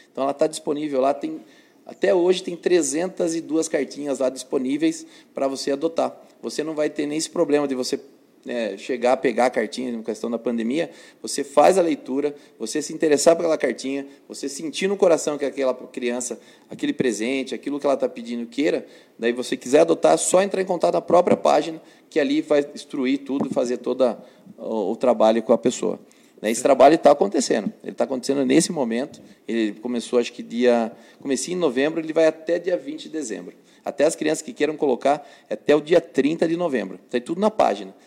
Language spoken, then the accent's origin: Portuguese; Sorocaba, São Paulo, Brazil; sou nascido em Sorocaba, né, tive, né, minha mãe morava em Brigadeiro Tubias e foi morar na Vila Jardine. Com 14 anos, morando 14 anos na Vila Jardine, voltamos para o bairro de Brigadeiro Tubias